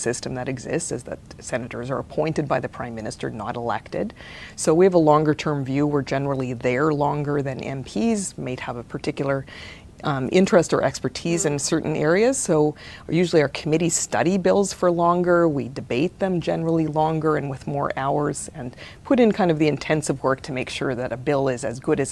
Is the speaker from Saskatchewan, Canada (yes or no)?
yes; Regina, Saskatchewan, Canada; We lived in Regina, or I'm a city kid